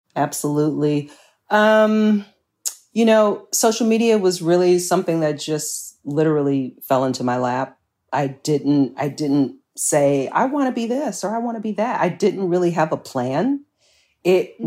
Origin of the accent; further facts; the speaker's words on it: Chicago, Illinois, United States; born and raised here I'm a Chicagoan through and through